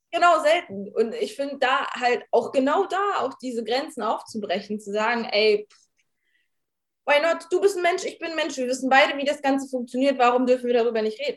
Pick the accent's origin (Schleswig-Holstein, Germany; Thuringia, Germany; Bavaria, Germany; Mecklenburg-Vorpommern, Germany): Mecklenburg-Vorpommern, Germany; Rostock; ich bin, äh, aus Rostock, ich bin vierundzwanzig